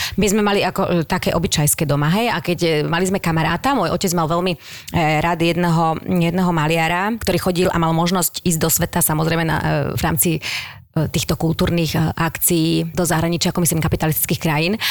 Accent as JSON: {"language": "Slovak", "country": "Slovakia", "said": "My sme akože Slováci"}